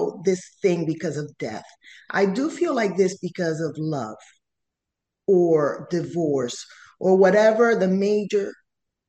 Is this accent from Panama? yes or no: yes; Panama; first language Spanish; English is a second language; I come from Panama